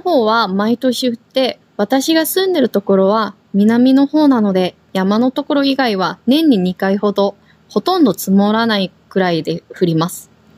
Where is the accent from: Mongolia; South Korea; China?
South Korea; also born or lived in Tokyo, Japan; now in Okinawa, Japan; 私たち沖縄に住んでいる韓国人と台湾人がお届けします。私は韓国語担当の